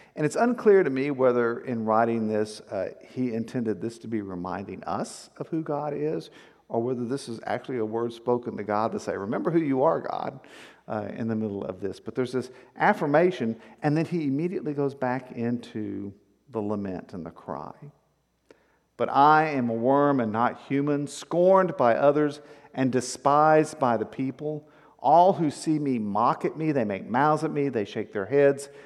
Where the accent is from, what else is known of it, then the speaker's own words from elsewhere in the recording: Victoria, Texas, United States; I grew up in South Texas on the coastal plains